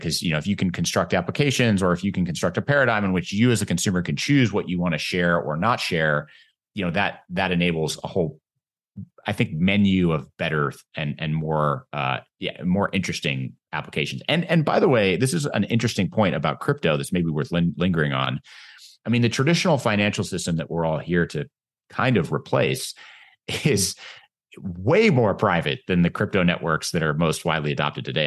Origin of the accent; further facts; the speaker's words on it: United States; as an American